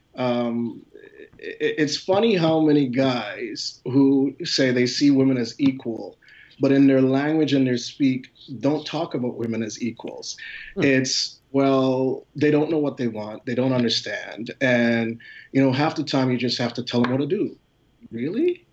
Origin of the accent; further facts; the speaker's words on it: Philadelphia, Pennsylvania, United States; I'm actually from Philadelphia